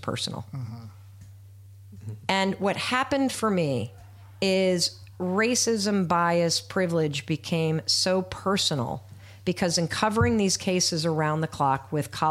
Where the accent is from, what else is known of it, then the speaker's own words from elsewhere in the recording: Midwest, United States; moved away as an adult; also born or lived in Hanover, New Hampshire / Boston / Manhattan; as a white woman growing up in the Midwest